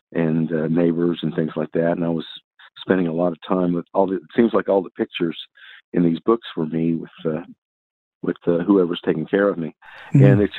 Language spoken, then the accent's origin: English; Tokyo, Japan; also born or lived in Texas, United States; I was born in Texas, but I was the first few years of my life, I lived in Tokyo, Japan.